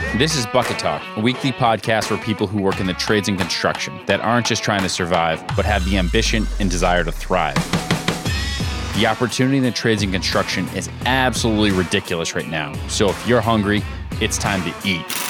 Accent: Connecticut, United States; where I grew up in Connecticut

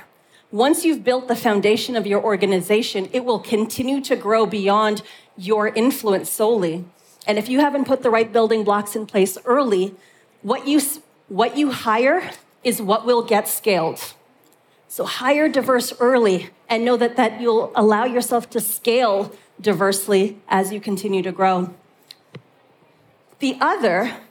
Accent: Canada; moved away as an adult; now in Europe; being a Canadian who moved to Europe in order to build an organization

